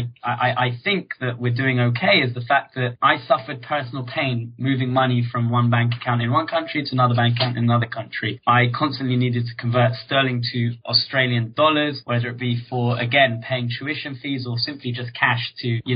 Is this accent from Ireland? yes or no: no; London, United Kingdom; I grew up in Northwest London in a place called Hendon